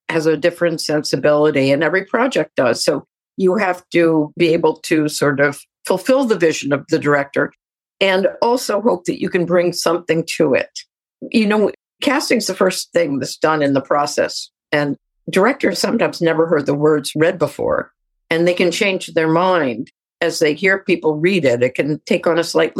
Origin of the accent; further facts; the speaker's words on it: New York, United States; Being a New Yorker, my parents were sort of more Eurocentric